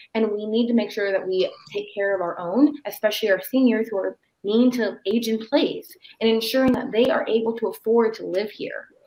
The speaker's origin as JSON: {"language": "English", "town": "Renton", "region": "Washington", "country": "United States", "tie": "born or raised there", "said": "I was born and raised in Renton, Washington"}